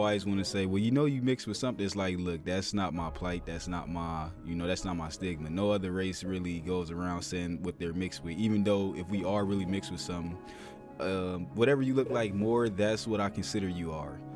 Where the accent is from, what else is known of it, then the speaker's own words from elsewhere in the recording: Toledo, Ohio, United States; I'm born and raised in Toledo, Ohio